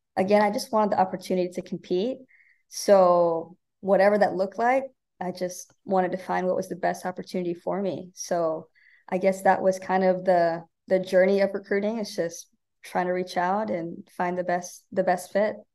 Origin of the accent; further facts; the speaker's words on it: Omaha, Nebraska, United States; moved away as an adult; now in Bakersfield, United States; I'm from Omaha, Nebraska